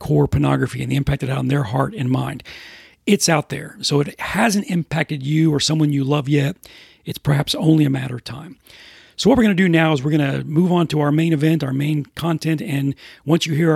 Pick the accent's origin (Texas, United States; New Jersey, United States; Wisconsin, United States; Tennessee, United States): Texas, United States; Houston; now in Atlanta, United States; being from Houston, where the humidity is bad